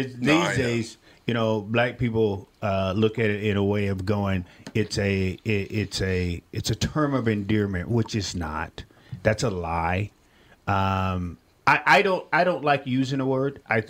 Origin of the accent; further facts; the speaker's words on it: Millington, Tennessee, United States; You know, I'm from Millington, Tennessee, or Shelby County, Tennessee